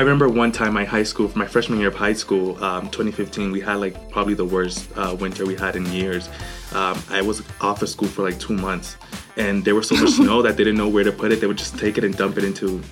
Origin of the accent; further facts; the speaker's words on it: Boston, Massachusetts, United States; moved away as an adult; also born or lived in Honduras; now in El Paso, United States; I grew up in Honduras and Boston.